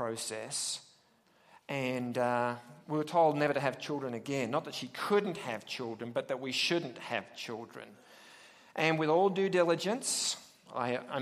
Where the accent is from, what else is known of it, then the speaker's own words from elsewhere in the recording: Australia; accent: Australian; now in United States; I'm from William Jessop University via, well, Australia